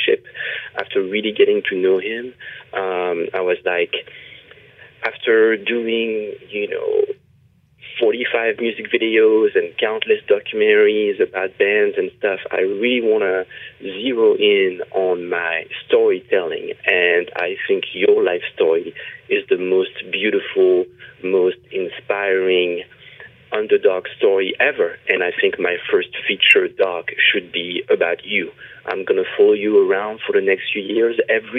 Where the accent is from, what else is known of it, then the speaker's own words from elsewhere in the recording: France; moved away as an adult; now in Los Angeles, United States; I was born in France, and I moved to Los Angeles, California, about 15 years ago.